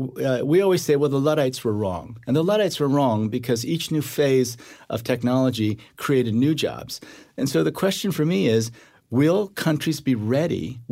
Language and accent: English; South Korea; born there; Because South Korea, when I was born in 1959 in South Korea, the World Bank would not give a loan to South Korea